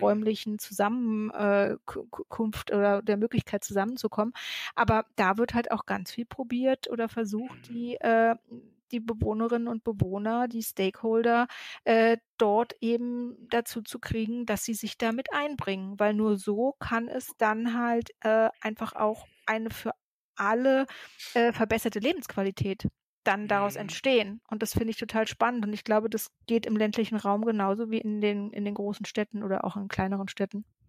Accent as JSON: {"language": "German", "region": "Berlin", "country": "Germany", "tie": "born or raised there", "said": "ich bin in Berlin geboren, ich bin ke äh, keine der vielen Zugezogenen"}